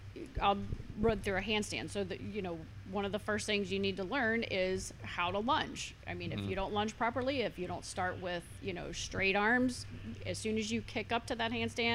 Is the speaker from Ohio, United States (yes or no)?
yes; Wilmington, Ohio, United States; moved away as an adult; now in Northern Kentucky, United States; I am actually born and raised in Wilmington, Ohio.